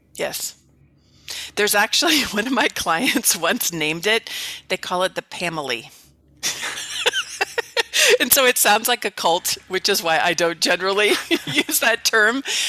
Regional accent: the Bay Area, California, United States; now in Mesa, United States; I'm from the Bay Area in, in, in California originally

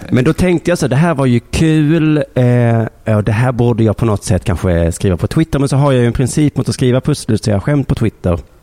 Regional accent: Lund, Skåne, Sweden; also born or lived in Malmö; Jag bor i Lund

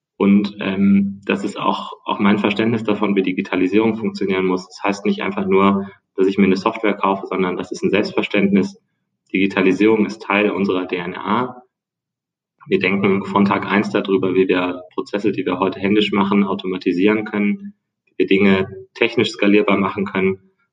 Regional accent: near Bonn, North Rhine-Westphalia, Germany; moved away as an adult; also born or lived in United States; now in Hamburg, Germany; komme aus der Nähe von Bonn, meine Schule, also Schule, ja, früher damals Gymnasium, ähm, ist auf einer Insel

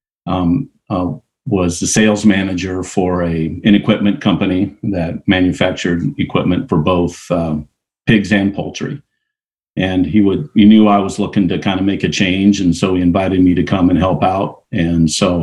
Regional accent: Iowa, United States; I was raised in Iowa, came from a farming family

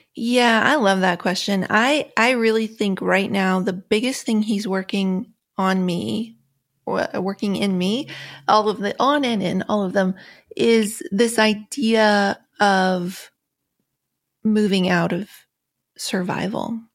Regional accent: Appalachia, United States; Growing up in Appalachia

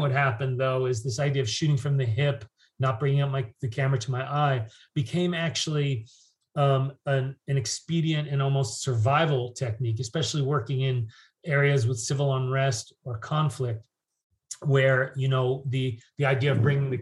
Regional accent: New York, United States; moved away as an adult; also born or lived in London / San Francisco; I'm from New York

